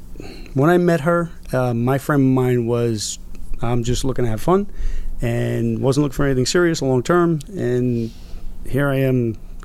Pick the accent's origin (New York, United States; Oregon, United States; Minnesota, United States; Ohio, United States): New York, United States; New York City; I was born and raised in Brooklyn, New York. I was raised by a single mom. Grew up with my sister. She's actually my half-sister on my mom's side. And my mom raised us without any kind of background in religion or anything.